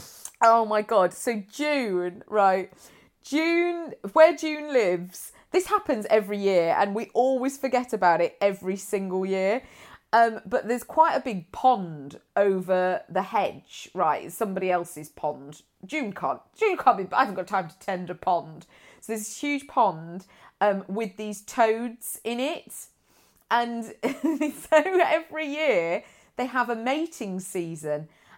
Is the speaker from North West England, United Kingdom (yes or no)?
no; Nuneaton, West Midlands, United Kingdom; born there; I was born in Nuneaton.